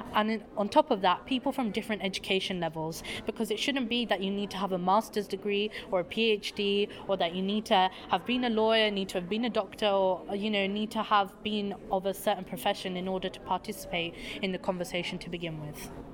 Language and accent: English; United Kingdom; I am from the United Kingdom